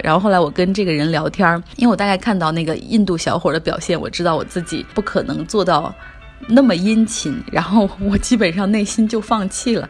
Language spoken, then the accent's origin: Chinese; China; 我们中国人